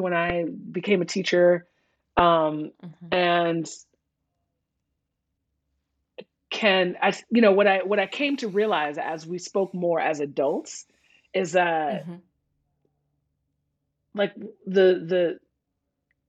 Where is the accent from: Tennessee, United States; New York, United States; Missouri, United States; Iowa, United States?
New York, United States; New York City; I grew up in New York City public schools in the 70s and 80s